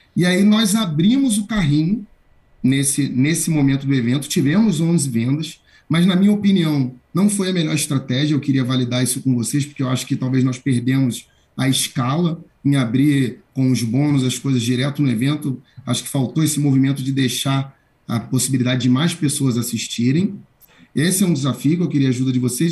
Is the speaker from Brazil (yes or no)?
yes; Rio de Janeiro, Brazil; now in São Paulo, Brazil; Eu falo de São Paulo. Sou do Rio de Janeiro, mas falo de São Paulo.